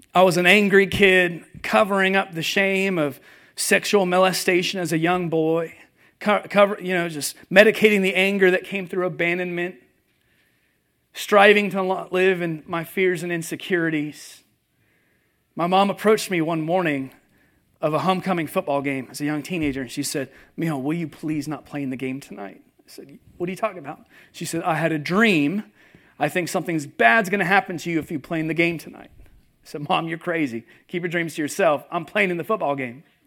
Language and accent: English; California, United States; moved away as an adult; also born or lived in Seattle area, Washington; now in Nashville, United States; I grew up in California